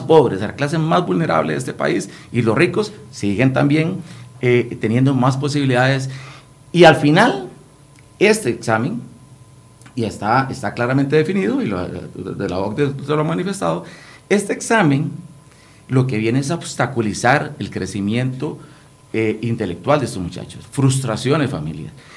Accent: Guanacaste, Costa Rica; yo provengo de la provincia de Guanacaste, yo soy diputado de la provincia de Guanacaste.

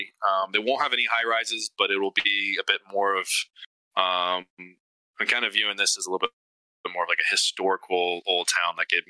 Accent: California, United States; born there; now in Lakeland, United States; March Air Force Base up here is where I was born in California.

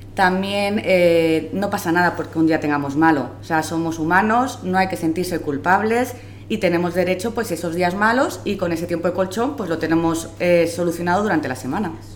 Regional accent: Madrid, Community of Madrid, Spain; instituciones penitenciarias y soy de Madrid

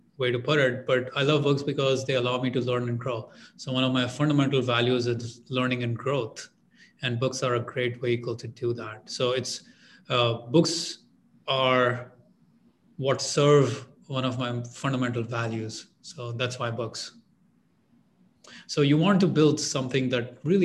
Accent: India; moved away as an adult; I'm an immigrant. I'm from India

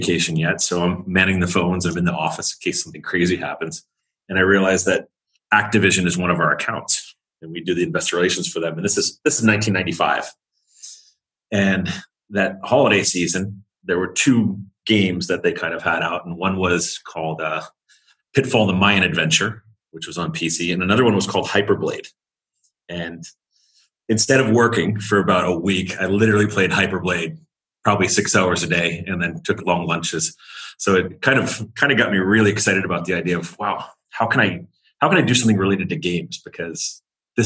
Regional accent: United States; you kind of stand out as an American

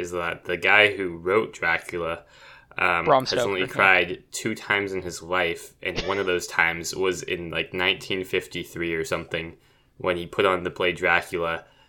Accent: United Kingdom; Yeah, I'm British.

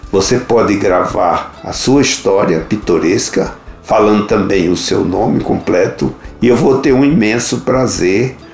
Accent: Northeast Brazil, Brazil; also born or lived in Munich, Germany; como nordestino, ávido para comer uma carne de sol com feijão verde e macaxeira, né, me livrando assim da carne de porco e das batatas da Alemanha

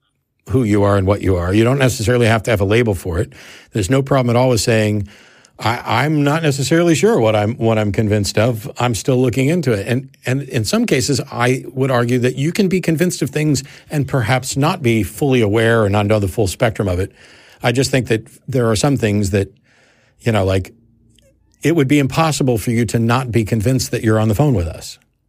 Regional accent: Kansas City, United States; born there; also born or lived in St. Louis / Norfolk / Virginia Beach; now in Austin, United States; So, like, I was born in Kansas City. I will always refer to Kansas City as home in some sense, but I've also lived in, you know, St. Louis and Norfolk, Virginia Beach area and here in Austin. Austin is home.

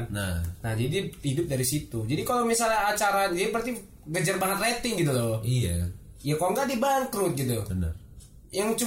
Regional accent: North Sumatra, Indonesia; Bah gue orang Batak

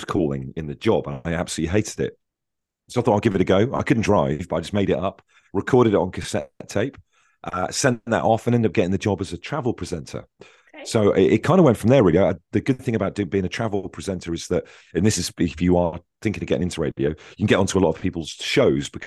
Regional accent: Devon, South West England, United Kingdom; moved away as an adult; also born or lived in Swansea / Bristol; I grew up in Devon

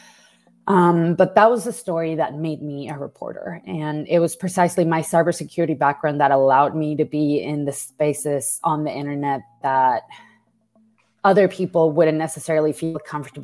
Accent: Mexico; moved away; I grew up as a Mexican woman

